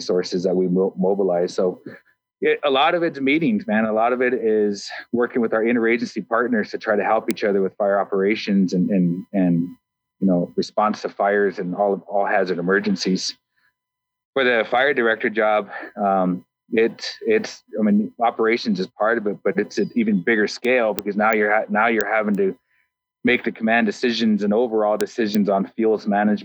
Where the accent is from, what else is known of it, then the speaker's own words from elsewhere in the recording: New Mexico, United States; moved away as an adult; also born or lived in California / Idaho; now in Boise, United States; I grew up in New Mexico, living on a reservation